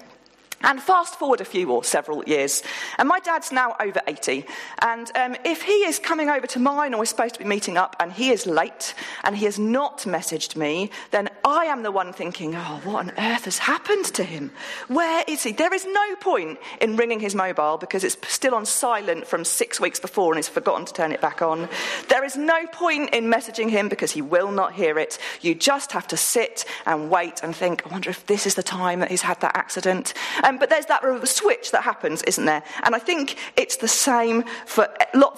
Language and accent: English; Woolpit, East of England, United Kingdom; I grew up in Woolpit, and I went to school in Stow Upland.